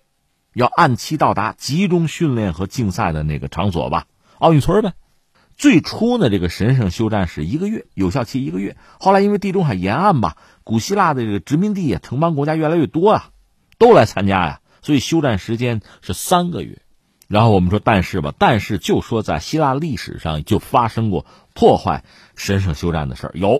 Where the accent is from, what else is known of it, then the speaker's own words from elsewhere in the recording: Hebei, China; 我们是河北人啊，